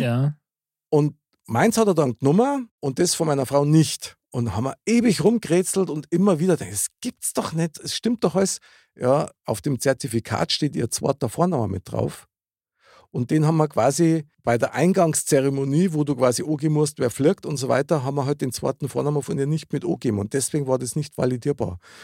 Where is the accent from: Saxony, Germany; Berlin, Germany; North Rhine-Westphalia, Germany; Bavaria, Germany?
Bavaria, Germany; Upper; als Oberbayer